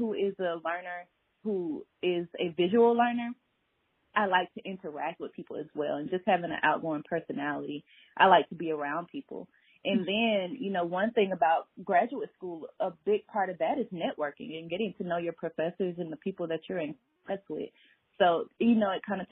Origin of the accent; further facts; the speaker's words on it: Atlanta, Georgia, United States; I am born and raised in Atlanta